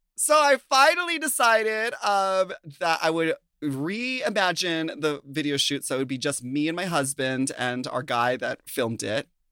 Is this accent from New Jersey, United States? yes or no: no; Minnesota, United States; moved away; I'm from Minnesota